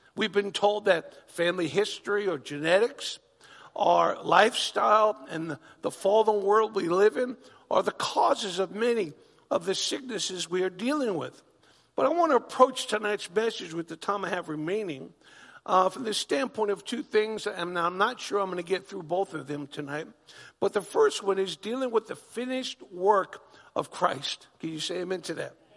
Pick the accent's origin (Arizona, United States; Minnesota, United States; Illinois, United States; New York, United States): New York, United States; Long Island; moved away as an adult; also born or lived in Oklahoma; I'm a New Yorker. Born and bred in Long Island, New York